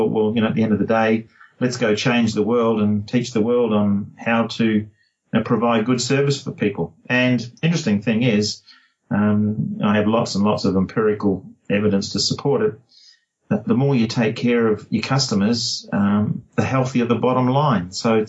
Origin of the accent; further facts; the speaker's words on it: New Zealand; now in Perth, Australia; And then I moved to Perth from New Zealand in 1982